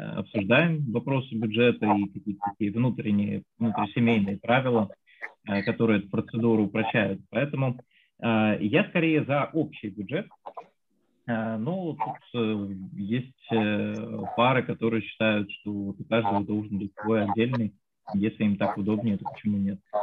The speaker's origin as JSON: {"language": "Russian", "town": "Voronezh", "region": "Voronezh Oblast", "country": "Russia", "moved": "yes", "lives_now": "Moscow, Russia", "said": "я сам из Воронежа, вот сейчас живу в Москве"}